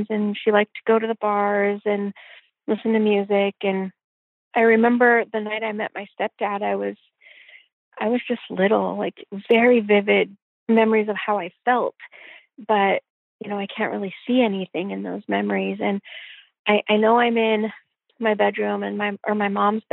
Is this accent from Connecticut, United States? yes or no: no; Olympia, Washington, United States; also born or lived in Yelm, Washington; I was born in Olympia, Washington in 1973, June 1973